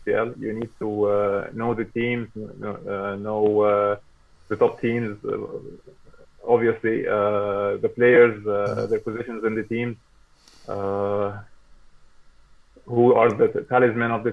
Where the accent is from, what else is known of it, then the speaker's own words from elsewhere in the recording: Egypt; I'm from Egypt. Yeah. I'm joining from Egypt